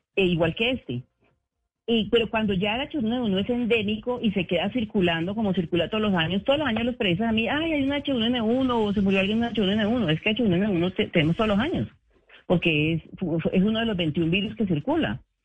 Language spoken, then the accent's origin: Spanish; Colombia; como colombianos